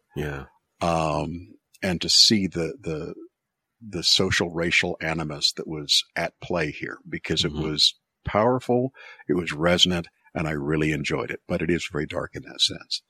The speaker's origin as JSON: {"language": "English", "country": "United States", "said": "as an American"}